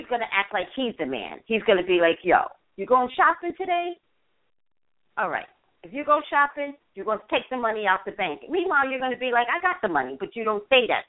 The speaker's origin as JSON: {"language": "English", "area": "Staten Island, New York, Jersey", "region": "East Coast", "country": "United States", "moved": "yes", "said": "I'm from the East Coast"}